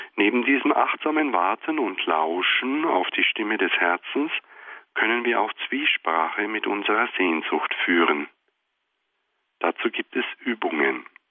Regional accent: Germany; bis dato leben wir in Deutschland

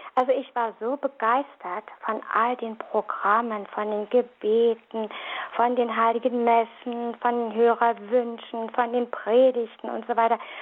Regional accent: Berlin, Germany; moved away; Ich komme aus der Diaspora, aus Berlin, vielleicht hört man das noch ein bisschen, hatte eine sehr, sehr fromme Mutter

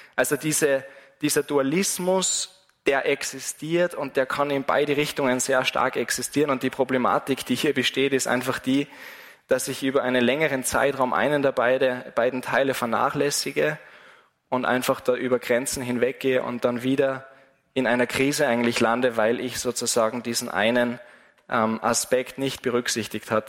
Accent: Wals-Siezenheim, Salzburg, Austria; von meiner Heimatgemeinde von Wals

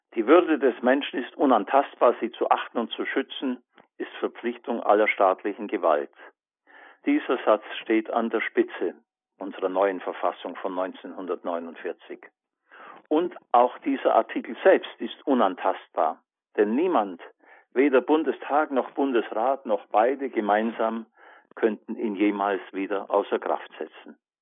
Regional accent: Allgäu, Bavaria, Germany; in meiner Heimatstadt im Allgäu

